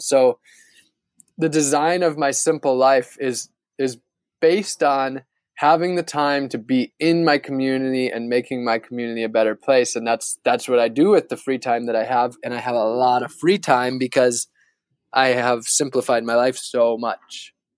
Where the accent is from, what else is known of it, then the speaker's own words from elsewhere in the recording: northern Wisconsin, United States; moved away; where I grew up in northern Wisconsin